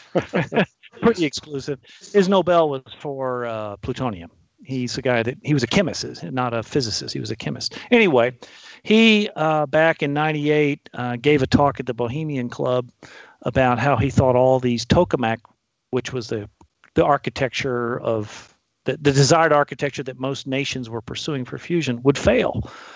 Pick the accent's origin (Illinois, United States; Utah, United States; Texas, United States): Texas, United States; Fort Worth; I'm from Fort Worth.